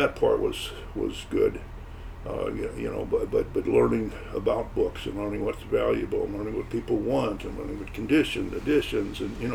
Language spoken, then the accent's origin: English; St. Louis, Missouri, United States; moved away as an adult; now in Grosse Pointe Park, United States; we moved from St. Louis, where we were born and raised, to Detroit area, the Grosse Pointe Park